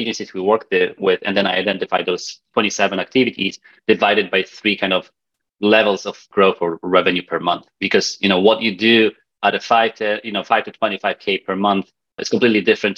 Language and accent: English; Poland; accent: Polish; now in Vancouver, Canada; my weird accent comes from the fact that I'm Polish. Polish, I live in Canada, in Vancouver